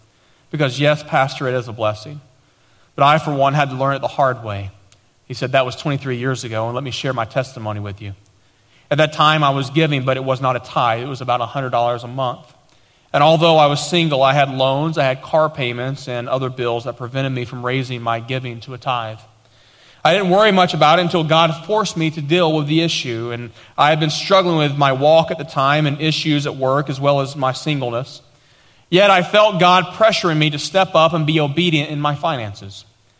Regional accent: Tennessee, United States; accent: East Tennessee; now in Dallas, United States; I've lost my East Tennessee accent for the most part, but we didn't know anybody. People were making fun of us because of the way we talked, and we had nothing.

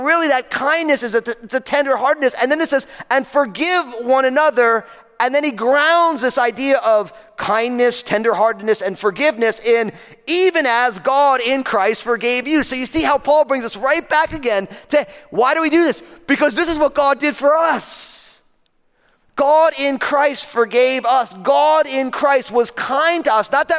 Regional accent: New Jersey, United States; I'm from New Jersey

